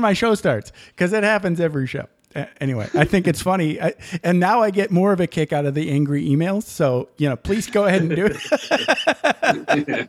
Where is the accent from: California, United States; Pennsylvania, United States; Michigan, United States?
Michigan, United States; I grew up in Michigan